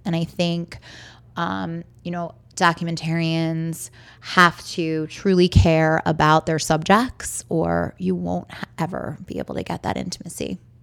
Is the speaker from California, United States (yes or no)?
no; Baltimore, Maryland, United States; I'm born and raised in Baltimore.